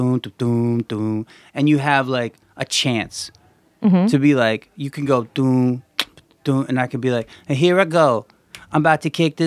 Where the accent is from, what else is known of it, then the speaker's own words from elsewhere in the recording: Gaithersburg, Maryland, United States; moved away as an adult; also born or lived in New York; I grew up in Gaithersburg, Maryland